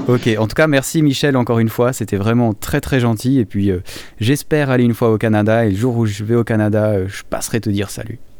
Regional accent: Valais, Switzerland; ma région natale, du Valais

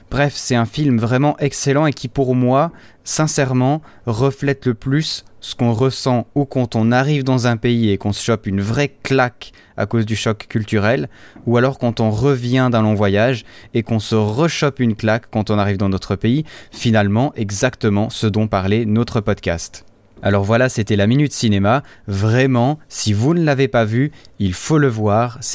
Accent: Switzerland; Je ne sais pas chez vous, mais chez nous en Suisse, il commence à faire de plus en plus beau.

